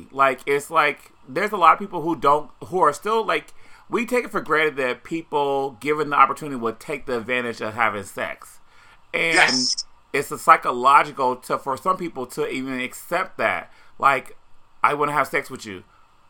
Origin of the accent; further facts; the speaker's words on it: Indiana, United States; now in New York City, United States; growing up in Indiana, I would never, ever live outside of New York City